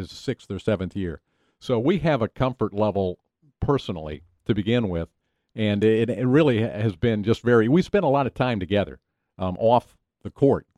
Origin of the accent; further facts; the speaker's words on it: Knoxville, Tennessee, United States; I grew up in Knoxville, Tennessee